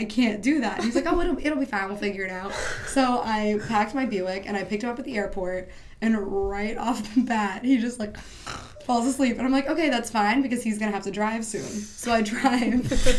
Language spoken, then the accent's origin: English; Pittsburgh, Pennsylvania, United States